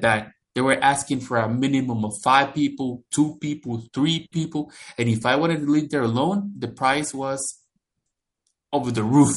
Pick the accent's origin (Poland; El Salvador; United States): El Salvador; moved away as an adult; now in London, Canada; I grew up in El Salvador, which is a country located in Central America, right below Mexico.